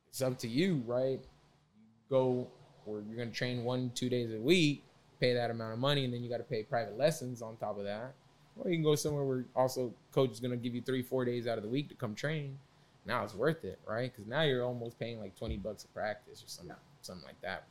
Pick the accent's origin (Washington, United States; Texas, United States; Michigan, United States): Texas, United States; Carrollton; I grew up in Carrollton